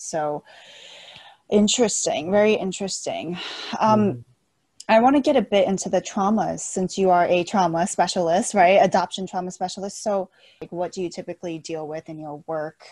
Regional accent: United States; also born or lived in China; I growing up in America

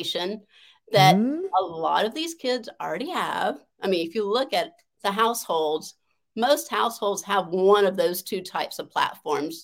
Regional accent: the South, United States; I grew up in the South where girls were not supposed to have a voice

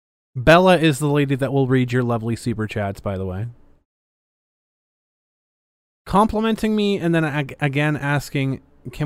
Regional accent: Ireland; I'm Irish. I can drink.

